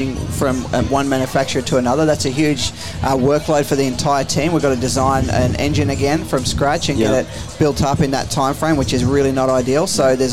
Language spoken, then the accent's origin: English; Mildura, Victoria, Australia; We grew up in Wildura, Northwest Victoria